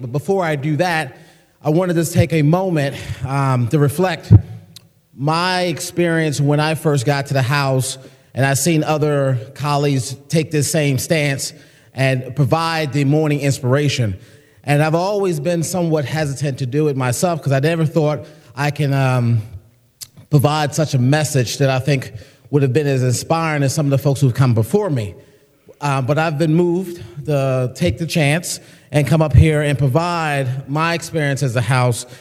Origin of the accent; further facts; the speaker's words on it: United States; as a American Muslim